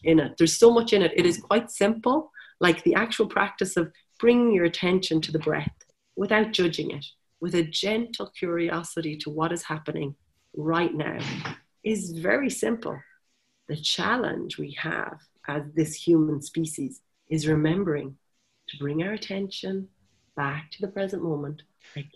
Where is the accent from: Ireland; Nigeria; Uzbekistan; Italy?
Ireland; Wexford, Leinster; now in Galway, Ireland; I'm from Wexford, the sunny southeast